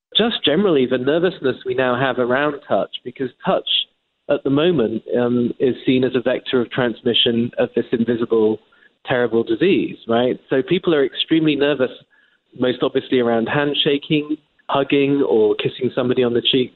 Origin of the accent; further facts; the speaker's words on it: England, United Kingdom; moved away as an adult; now in United States; as an Englishman, as you can tell by my accent